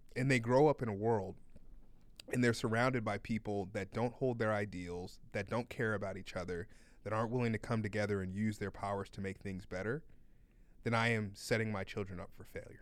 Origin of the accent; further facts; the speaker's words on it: United States; as an American